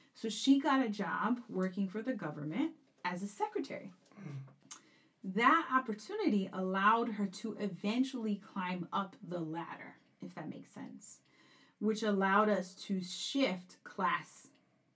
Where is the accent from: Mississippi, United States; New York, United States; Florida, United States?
New York, United States; New York City; also born or lived in Corona, Queens / Flushing, Queens; I was born in East New York, Brooklyn, and then lived there until I was about 12 or 13, and then moved to Corona, Queens, and went to high school in actually John Bond High